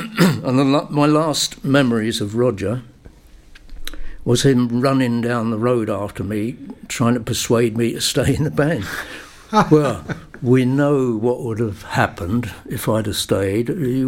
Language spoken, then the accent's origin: English; London, United Kingdom; also born or lived in Aberdeen; I was born in Aberdeen, but brought up in a place called Acton in London.